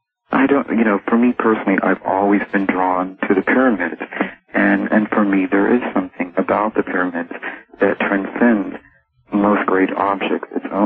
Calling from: California, United States

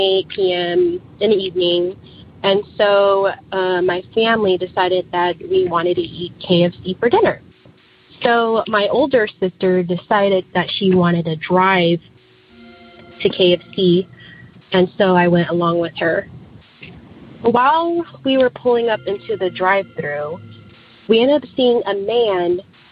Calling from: Sacramento, California, United States; I'm calling from Sacramento, California.

